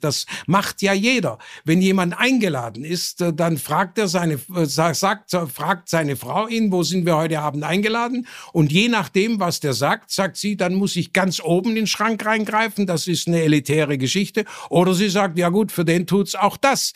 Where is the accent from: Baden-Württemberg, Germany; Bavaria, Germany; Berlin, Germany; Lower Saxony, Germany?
Baden-Württemberg, Germany; Burladingen; es gab 26 Textilfabriken in meinem Heimatort Burladingen